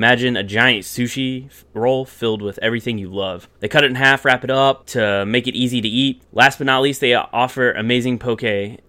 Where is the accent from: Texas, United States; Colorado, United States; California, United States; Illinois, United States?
Texas, United States; I am from Texas, which I think it collectively has the biggest group of conspiracy theorists.